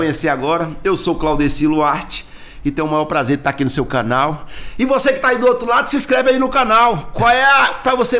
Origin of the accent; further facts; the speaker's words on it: Taguatinga, Federal District, Brazil; Candango da gema mesmo, seu candango brasiliense mesmo, nasci aqui no São Vicente de Paulo, em Taguatinga, tenho muito orgulho de ser taguatinguense